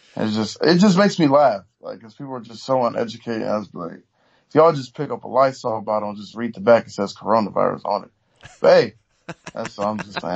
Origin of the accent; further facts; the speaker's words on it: Oakland, California, United States; I'm from Oakland. You know, we get, we get everything out the mud out here